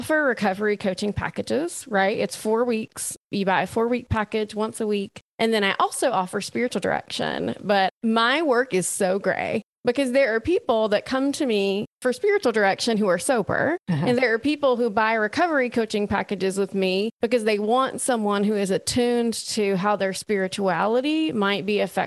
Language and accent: English; Alabama, United States; moved away as an adult; also born or lived in Texas / Oklahoma; now in Austin, United States; I'm from Alabama, born and raised there